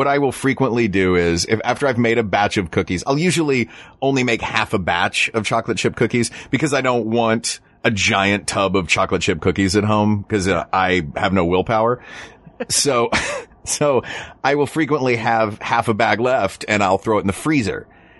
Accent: Knoxville, Tennessee, United States; I grew up in Knoxville where we had, down the street from my high school, we had a TCBY, the country's best yogurt.

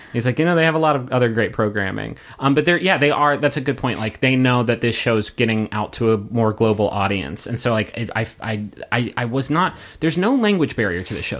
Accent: United States; as American viewers

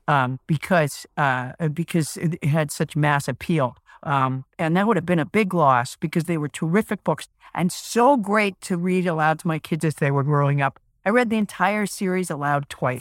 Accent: New England, United States; I'm from New England

